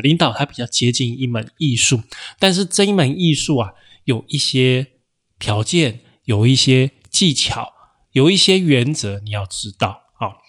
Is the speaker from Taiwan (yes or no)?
yes; Taiwan; 因为我生活我出生在台湾，对我来讲我觉得还好啊，可能对台湾人可能可能一万块。